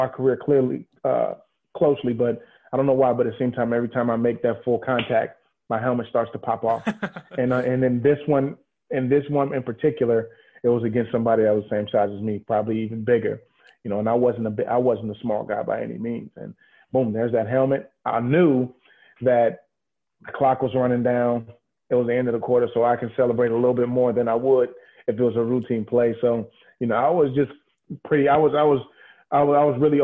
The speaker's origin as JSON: {"language": "English", "town": "San Francisco", "region": "California", "country": "United States", "said": "I'm from San Francisco."}